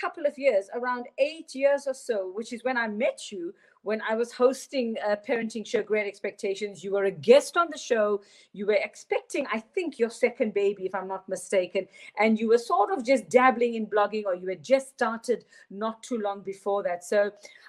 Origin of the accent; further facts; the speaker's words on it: South Africa; I am South African, was born to tell South Africa's stories